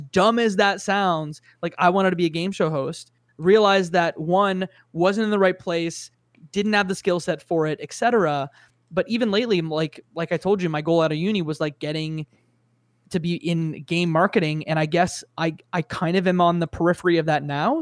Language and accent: English; Canada; as a Canadian